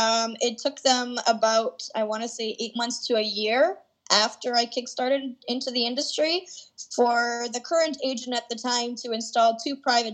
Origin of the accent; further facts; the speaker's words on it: Canada; accent: Canadian English; myself speaking Canadian English